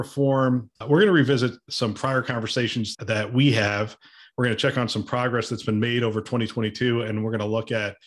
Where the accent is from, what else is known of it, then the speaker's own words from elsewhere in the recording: Bethlehem, Pennsylvania, United States; I grew up in Bethlehem, Pennsylvania